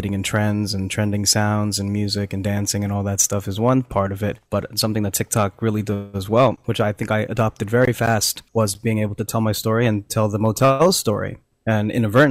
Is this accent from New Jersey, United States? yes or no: yes; New Jersey, United States; also born or lived in Philippines; I was born in the Philippines, but very much raised in New Jersey